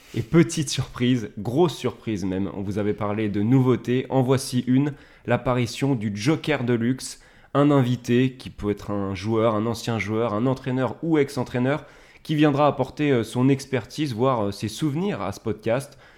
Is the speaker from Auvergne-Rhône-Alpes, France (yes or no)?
yes; Ain, Auvergne-Rhône-Alpes, France; accent: Ain; mon accent du département de l'Ain